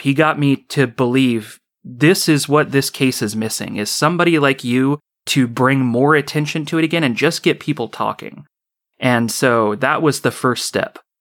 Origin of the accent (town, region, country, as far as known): Orcutt, California, United States; born or raised there